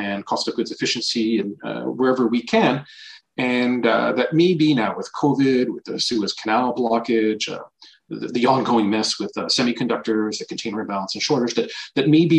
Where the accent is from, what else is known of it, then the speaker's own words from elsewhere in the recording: Canada; moved away as an adult; also born or lived in Paris / New York; I am Canadian.